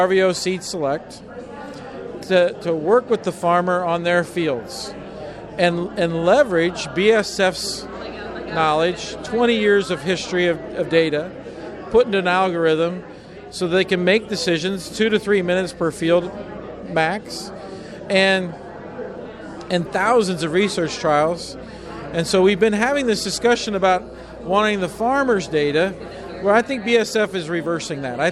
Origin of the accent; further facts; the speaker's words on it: Iowa, United States; I'm from Iowa